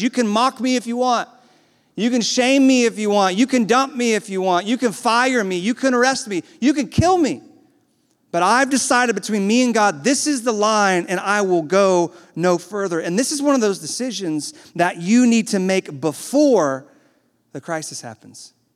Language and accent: English; the South, United States; I was born in the South